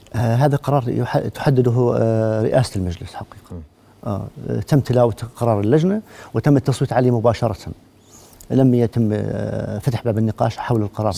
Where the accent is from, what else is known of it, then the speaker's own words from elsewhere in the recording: Jordan; احنا كلنا اردنيين